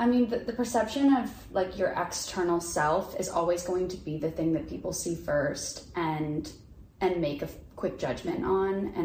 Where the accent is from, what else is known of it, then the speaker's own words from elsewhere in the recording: Houston, Texas, United States; I'm from Houston